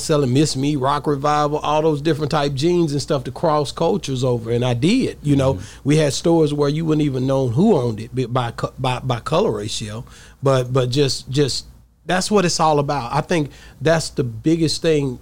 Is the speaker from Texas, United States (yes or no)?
yes; East Texas, United States; I'm East Texas hard here